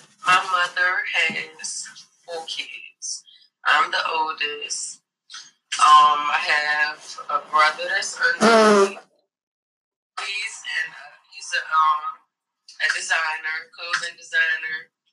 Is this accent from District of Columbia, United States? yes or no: yes; Washington, District of Columbia, United States; I'm from Washington, D.C., Northwest area. That's where I grew up.